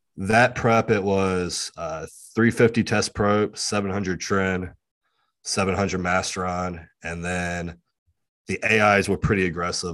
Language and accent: English; West Virginia and Virginia, United States; I'm from West Virginia and Virginia